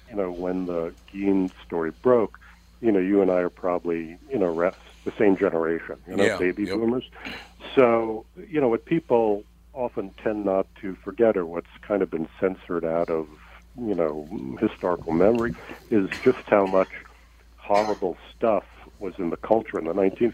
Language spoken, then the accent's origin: English; New York City, New York, United States; I grew up in New York City in the Bronx.